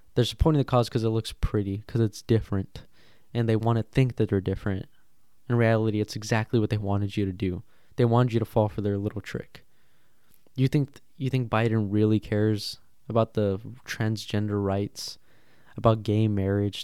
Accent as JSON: {"language": "English", "country": "United States", "said": "we are American"}